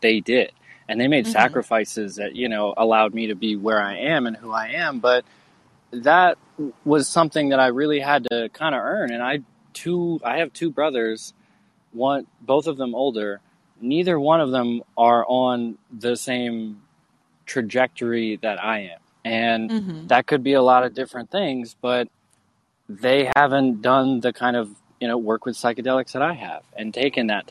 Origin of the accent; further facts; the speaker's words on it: Maine, United States; I grew up in Maine